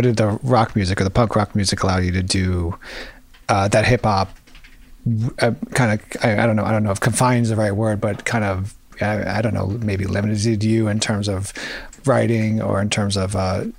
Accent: United States; as an American who loves music

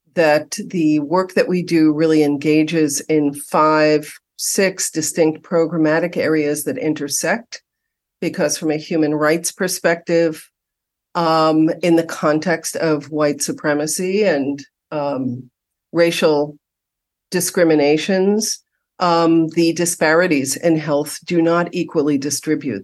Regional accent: New York City, New York, United States; now in Los Angeles, United States; having been born and raised in New York City

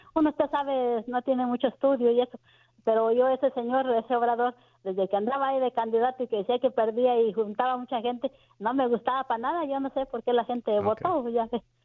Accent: Zacatecas, Mexico; moved away; yo soy del estado de Zacatecas

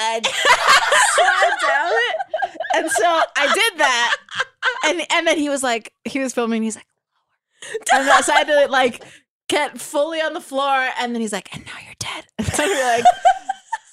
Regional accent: Miami, Florida, United States; moved away as an adult; also born or lived in New York; now in Los Angeles, United States; I'm from Miami

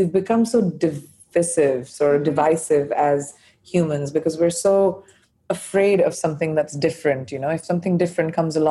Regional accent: India; first language Hindi and English; moved away as an adult; also born or lived in United States; now in London, United Kingdom; I'm an Indian by birth

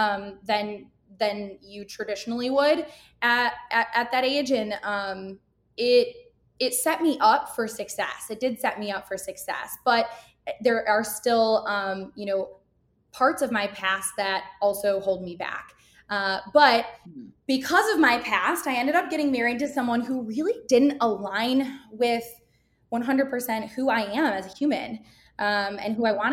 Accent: Grand Rapids, Michigan, United States; moved away as an adult; now in Chicago, United States; I'm born and raised in Grand Rapids, Michigan, and I moved to Chicago about a little over 5 years ago.

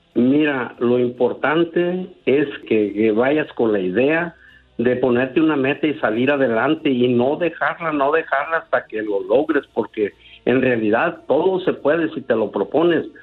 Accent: Zamora, Michoacán, Mexico; also born or lived in Caurio de Guadalupe, Michoacán / La Brea, California; now in California, United States; yo nací en un pueblo que se llama Caurio de Guadalupe, pero nos criamos en Zamora

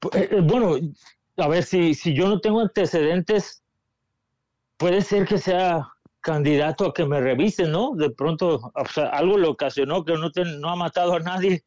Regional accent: Mexico; nacimos en México

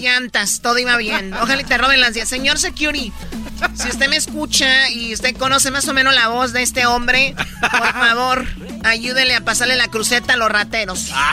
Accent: Tepatitlán, Jalisco, Mexico; yo soy de Tepatitlán. Y yo desde niña fui escaramuza

